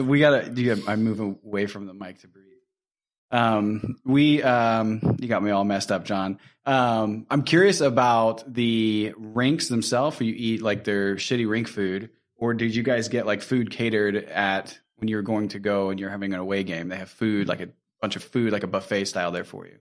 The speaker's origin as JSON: {"language": "English", "region": "Indiana", "country": "United States", "moved": "yes", "said": "we're originally from Indiana"}